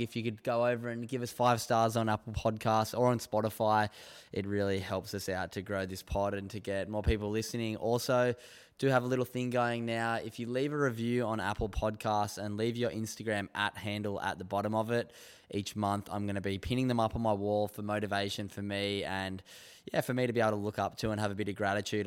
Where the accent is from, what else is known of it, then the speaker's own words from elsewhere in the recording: North Narrabeen, New South Wales, Australia; I grew up in North Narrabeen